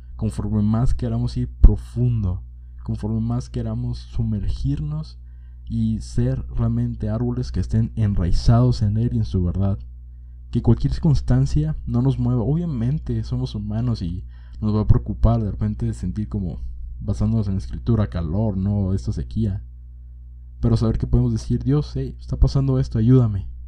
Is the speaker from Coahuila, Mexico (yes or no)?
no; Monterrey, Nuevo León, Mexico; now in Jalisco, Mexico; Cuando era niño, mi mamá y yo nos mudamos a la ciudad de Monterrey y ahí vivimos una gran temporada de nuestras vidas.